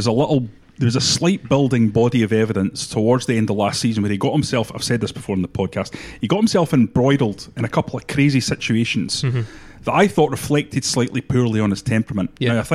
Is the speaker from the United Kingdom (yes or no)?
yes; Edinburgh, Scotland, United Kingdom; I'm from Edinburgh.